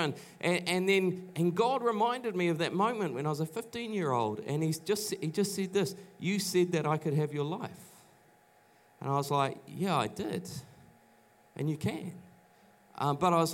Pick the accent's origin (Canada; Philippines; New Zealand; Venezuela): New Zealand; New Plymouth, Taranaki; moved away as an adult; also born or lived in Auckland; I grew up in Taranaki in New Plymouth